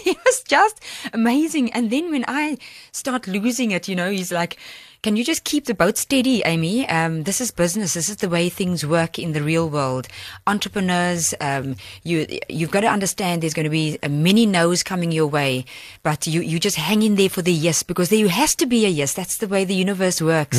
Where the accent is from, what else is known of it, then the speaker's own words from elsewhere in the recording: South Africa; I flew over back to my home country as host, um, South Africa